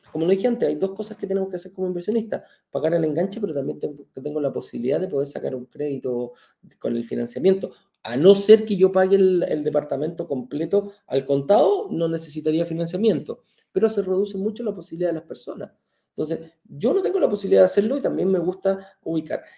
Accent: Chile; now in Mexico; lo que tenemos en Chile

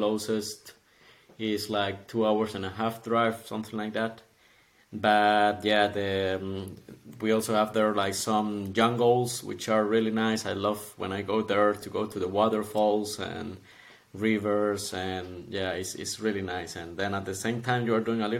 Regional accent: Costa Rica; moved away as an adult; now in Zurich, Switzerland; I'm from Costa Rica, and I came to Switzerland in 2018, in September, actually

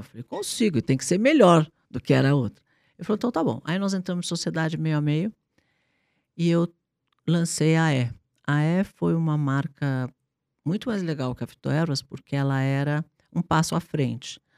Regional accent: São Paulo, Brazil; eu nasci, eu nasci eh, aqui em São Paulo

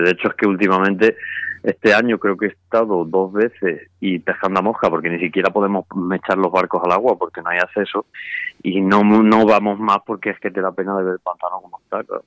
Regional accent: Spain; yo aquí en mi pueblo, en, Arellana

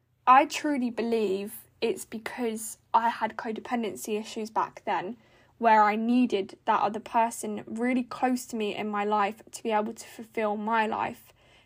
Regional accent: South East England, United Kingdom; now in Norfolk, United Kingdom; But I then started a job, because I moved to Norfolk from Buckinghamshire, which is like 3 hours away, for, you know, different reasons.

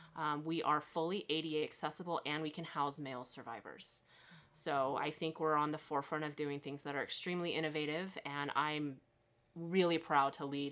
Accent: Reno, Nevada, United States; also born or lived in Clark County, Nevada; I was born and raised here in the Reno-Sparks area

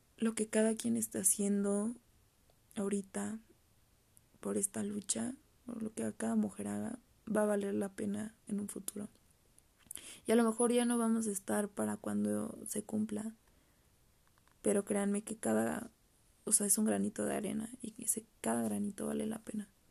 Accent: Querétaro, Mexico; yo soy de aquí de Querétaro

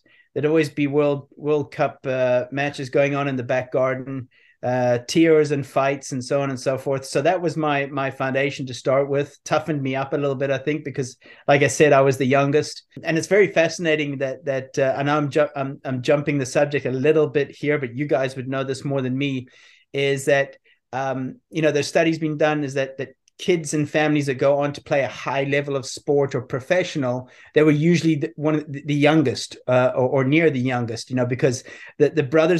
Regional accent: South Africa; moved away as an adult; also born or lived in Belfast, Northern Ireland; But I was born in Belfast, Northern Ireland. We left there when I was 5, immigrated to South Africa. I was there for 22 years, I think it was. I then was based in Europe for a wh

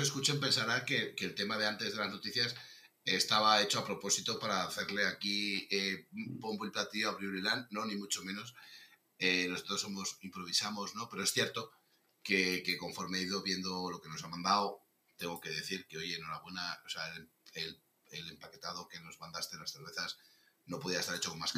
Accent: Navarre, Spain; also born or lived in Madrid; soy, soy, navarro

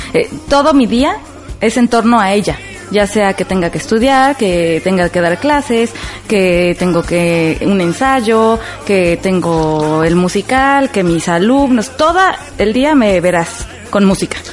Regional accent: Mexico; soy mexicana

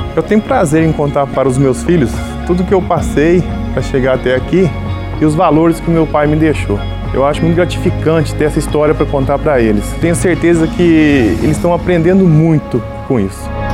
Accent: Cristais Paulista, São Paulo, Brazil; also born or lived in Ouro Verde, Minas Gerais / Franca, São Paulo; Eu estou em Cristais Paulista há 31 anos. Na verdade, eu nasci em Ouro Verde, Minas Gerais

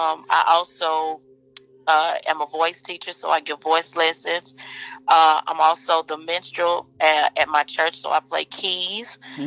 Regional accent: Cleveland, Mississippi, United States; Born and raised in the Mississippi Delta.

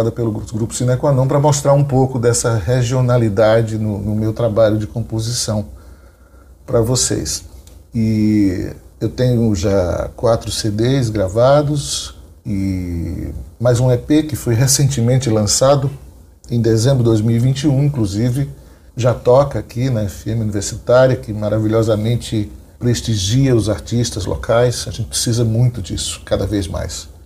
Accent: João Pessoa, Paraíba, Brazil; Bem, eu sou de João Pessoa, paraibano, mas eu me considero paraiguar, é assim que eu me considero, porque eu tenho raízes familiares muito fortes do Rio Grande do Norte.

